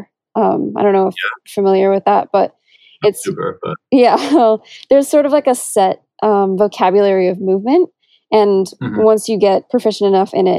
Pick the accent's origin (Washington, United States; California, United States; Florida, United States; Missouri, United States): Washington, United States; Seattle; moved away as an adult; also born or lived in New Orleans; I'm from Seattle